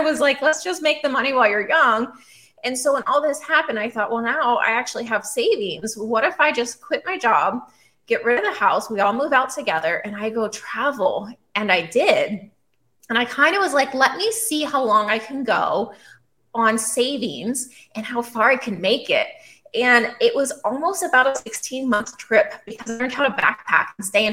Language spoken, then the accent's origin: English; Pennsylvania, United States; moved away as an adult; also born or lived in Australia; now in Texas, United States; I grew up on the East Coast. I originally was born in Pennsylvania.